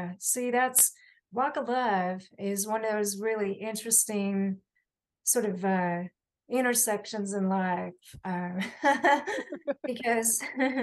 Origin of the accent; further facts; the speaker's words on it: Johnson City, Tennessee, United States; in my hometown of Johnson City